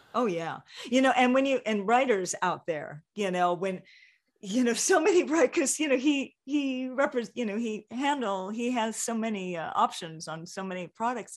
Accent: Hawaii, United States; growing up in Hawaii

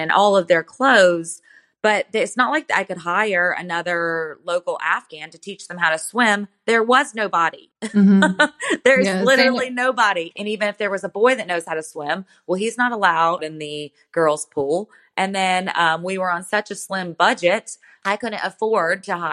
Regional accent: United States; growing up in America

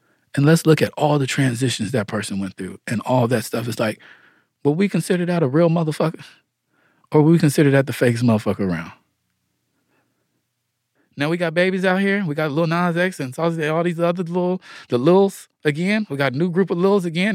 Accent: Atlanta, Georgia, United States; I'm just me from Atlanta

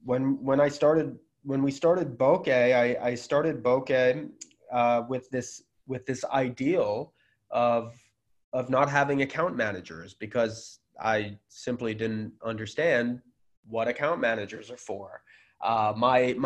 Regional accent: United States; I'm American

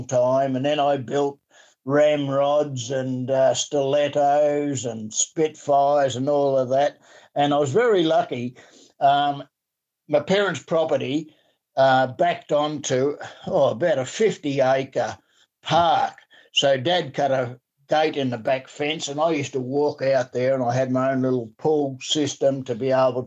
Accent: Dandenong, Victoria, Australia; also born or lived in Warburton, Victoria; I was born in Warburton up in the beautiful Yarra Valley, and I was really cutting up when we moved down into the city of Dandenong

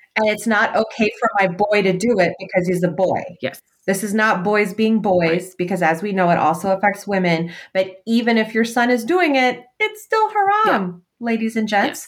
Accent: United States; as um, Muslim American women, as American women

